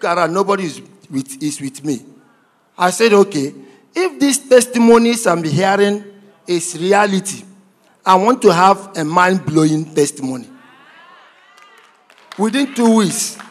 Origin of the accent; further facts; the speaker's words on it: Aba, Abia, Nigeria; moved away; also born or lived in Imo State; I'm from Imo State, but I was grown up and brought up in Abia State. I was born and grown up in Abia State. In Abia State, precisely in Aba